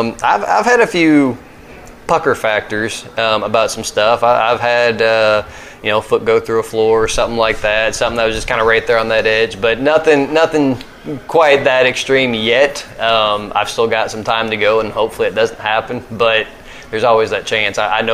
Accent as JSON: {"language": "English", "region": "the South", "country": "United States", "tie": "born or raised there", "said": "I'll say growing up in the South with a white mom and a black dad and having two mixed brothers"}